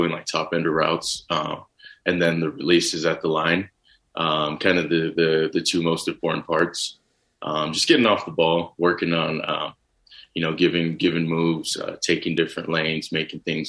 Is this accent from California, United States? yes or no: no; Texas, United States; growing up in Texas